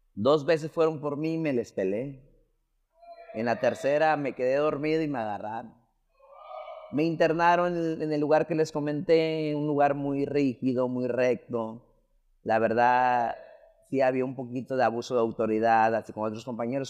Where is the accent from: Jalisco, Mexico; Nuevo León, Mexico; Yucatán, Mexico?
Jalisco, Mexico; Las Palmas; yo soy de Las Palmas, Jalisco, es un pueblo